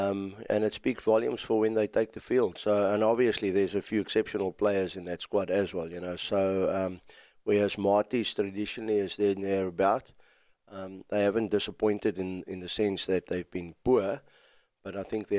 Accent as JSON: {"language": "English", "region": "KwaZulu-Natal", "country": "South Africa", "said": "Well, firstly, let's go Sharks, seeing that we're from Sharks country."}